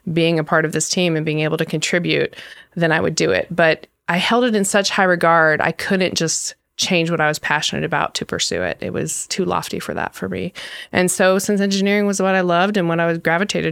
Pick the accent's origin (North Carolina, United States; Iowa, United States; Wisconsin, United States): North Carolina, United States; also born or lived in Michigan; I was born in Michigan. I spent summers there, and I actually grew up though in North Carolina for the most part